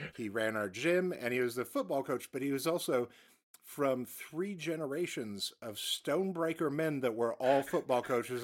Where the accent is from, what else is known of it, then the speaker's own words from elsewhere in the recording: United States; as an American